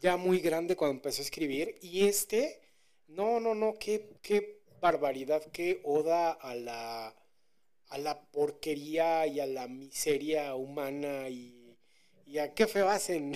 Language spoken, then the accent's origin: Spanish; Mexico